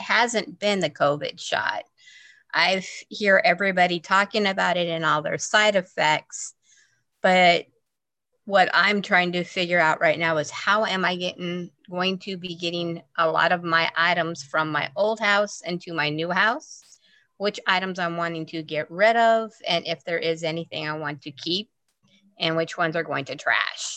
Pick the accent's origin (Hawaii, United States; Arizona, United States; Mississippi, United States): Arizona, United States; Phoenix; moved away as an adult; now in Las Vegas, United States; I'm originally from Phoenix, Arizona.